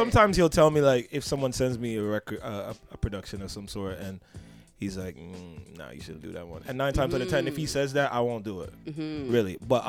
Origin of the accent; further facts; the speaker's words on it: Brampton, Ontario, Canada; also born or lived in Toronto; Whether I was born in Toronto or not, I will never get used to this cold. I just like to say I vibe. Yeah. So … from Toronto, Brampton, really.